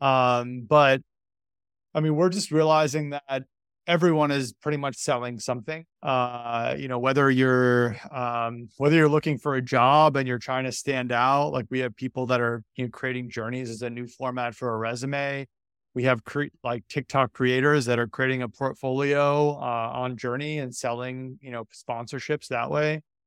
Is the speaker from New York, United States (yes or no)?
yes; New York, United States; I'm from New York